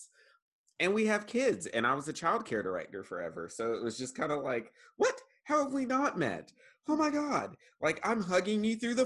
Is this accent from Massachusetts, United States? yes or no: no; Eastern North Carolina, United States; now in Jackson County, North Carolina, United States; I am from Eastern North Carolina and grew up in a different kind of systemic racist culture